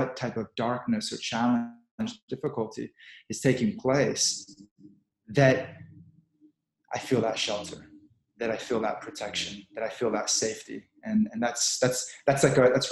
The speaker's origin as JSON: {"language": "English", "region": "Texas", "country": "United States", "tie": "born or raised there", "also_born_or_lived": "New York", "moved": "yes", "said": "I grew up in Texas"}